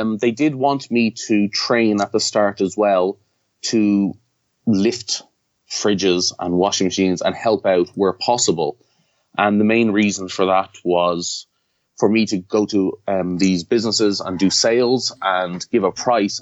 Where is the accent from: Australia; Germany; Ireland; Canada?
Ireland; moved away as an adult; now in Japan; I'm from Ireland